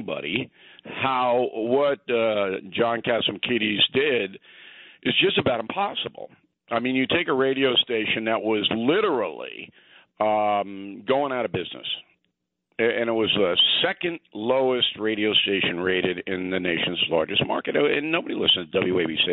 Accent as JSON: {"language": "English", "region": "New York", "country": "United States", "tie": "born or raised there", "said": "those of us who were born and raised in New York, we remember Big Dan Ingram and Cousin Brucey"}